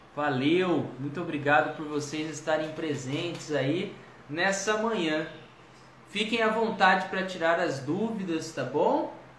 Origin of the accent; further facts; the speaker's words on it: Ribeirão Preto, São Paulo, Brazil; Eu também sou de Ribeirão Preto